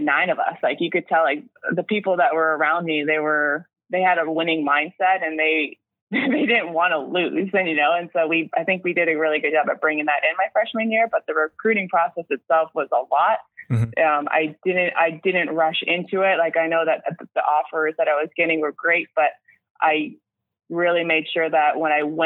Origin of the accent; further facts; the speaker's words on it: Canada; also born or lived in Switzerland; as a Canadian